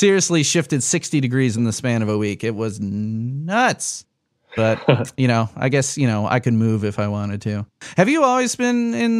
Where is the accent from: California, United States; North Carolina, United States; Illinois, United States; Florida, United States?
Illinois, United States; Chicago; moved away as an adult; now in Lafayette, United States; I grew up in Chicago, and this is about 2.5 hours from Chicago. So, solidly Midwest